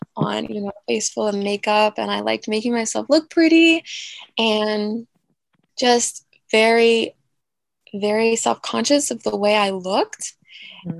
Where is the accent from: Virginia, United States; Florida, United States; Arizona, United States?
Virginia, United States; Newport News; moved away as an adult; I am from Newport News, Virginia that is near the coast. So we have some beaches nearby. I was born and raised there, and I didn't leave until I was like a junior in college.